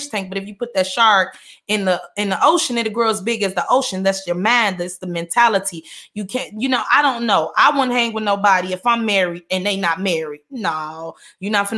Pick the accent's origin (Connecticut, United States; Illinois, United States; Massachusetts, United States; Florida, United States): Illinois, United States; Chicago; moved away; I came from Chicago